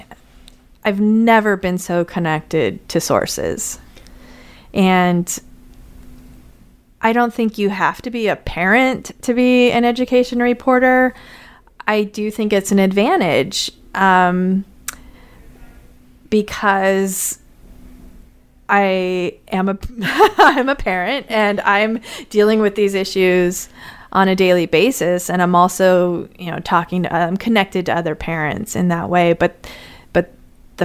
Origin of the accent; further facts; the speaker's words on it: Las Vegas, Nevada, United States; also born or lived in California; now in St. Louis, United States; I grew up in Las Vegas. I went to school in California and then came to St. Louis.